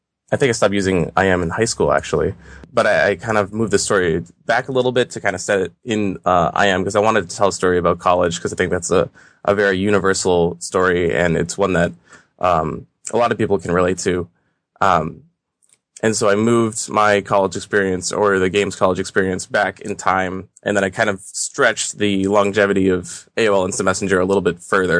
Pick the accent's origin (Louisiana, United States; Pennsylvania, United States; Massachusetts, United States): Massachusetts, United States; Boston; I'm from Boston.